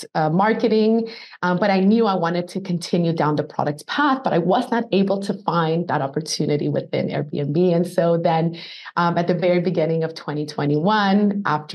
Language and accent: English; Colombia; moved away; I'm originally from Colombia, South America